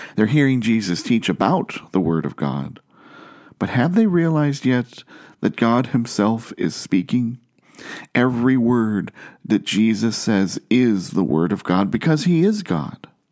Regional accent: Ohio, United States; I grew up in Ohio, far from the ocean

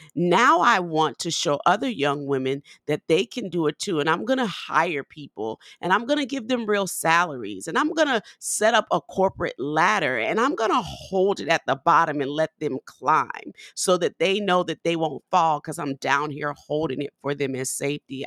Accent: New Orleans, Louisiana, United States; moved away; I'm from New Orleans

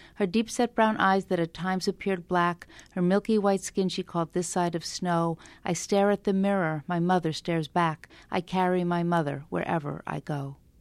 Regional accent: Long Island, New York, United States; also born or lived in Brooklyn, New York; we moved at that point from Brooklyn to Long Island

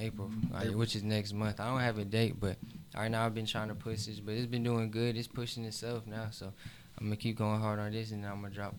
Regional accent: the South, United States; Because I'm from the South, so I respect the South, I love the South.

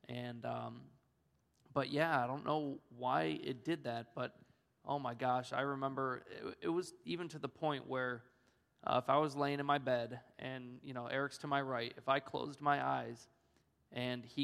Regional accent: Orlando, Florida, United States; born there; I was born in Orlando, Florida, and plus I'm a Florida Gator fan.

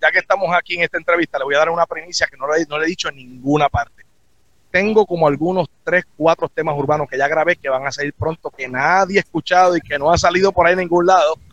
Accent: Aguadilla, Puerto Rico; Somos del mismo barrio, somos de Aguadilla, del mismo pueblo, y vine acá a apoyarlo

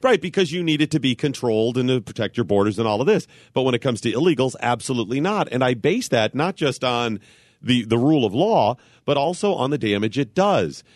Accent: Cleveland, Ohio, United States; I grew up in Cleveland

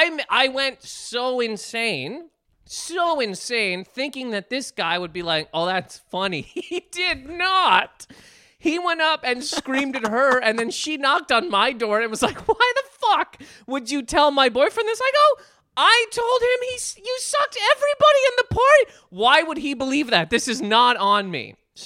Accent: Canada; we're both Canadian.

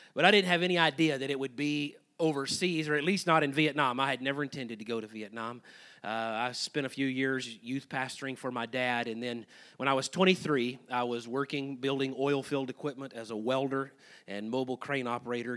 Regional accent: Brady, Texas, United States; I was raised over here in Brady, Texas.

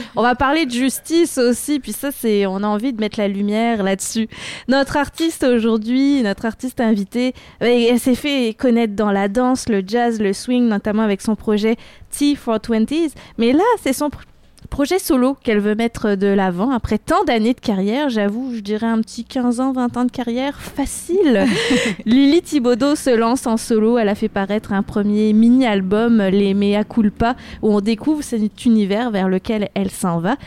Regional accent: France; accent: French; also born or lived in Lima, Peru; now in Quebec City, Canada; mon accent français, mais je suis d'origine franco-péruvienne. Ma maman vient du Pérou et particulièrement de Lima

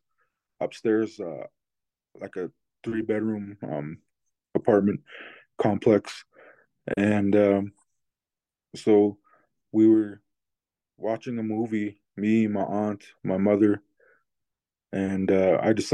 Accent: Blackfeet Indian Reservation, Montana, United States; I'm from the Blackfeet Indian Reservation in Montana.

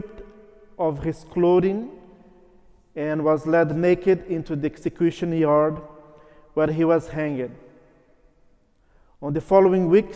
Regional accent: Brazil; first language Portuguese; English is a second language; moved away; I'm originally from Brazil, so my mother tongue is Portuguese

